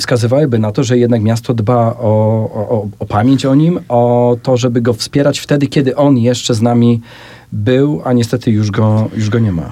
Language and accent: Polish; Sanok, Subcarpathian Voivodeship, Poland; moved away; obaj pochodzimy z Sanoka i tam też się e, poznaliśmy i się spotkaliśmy